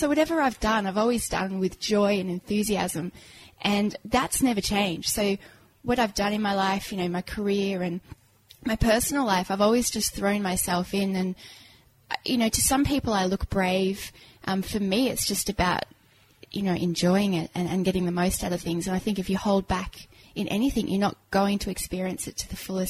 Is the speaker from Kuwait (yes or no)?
yes; Kuwait; also born or lived in England / Cyprus; now in Australia; Born in England, raised in Kuwait and Cyprus, and then came to Australia with a very posh English accent, which, as you can hear, went, and it went very quickly because I got picked on.